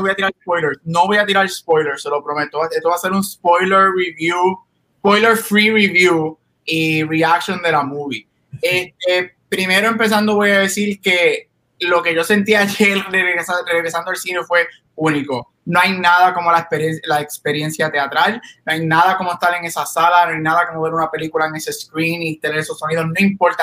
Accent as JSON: {"language": "Spanish", "town": "Guaynabo", "country": "Puerto Rico", "said": "soy de Guaynabo"}